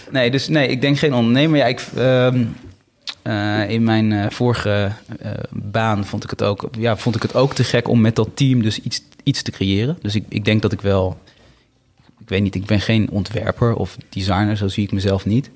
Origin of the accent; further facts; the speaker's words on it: Bennekom, Gelderland, Netherlands; moved away; also born or lived in Sri Lanka / Amsterdam; in het kleine dorpje Bennekom waar ik ben opgegroeid.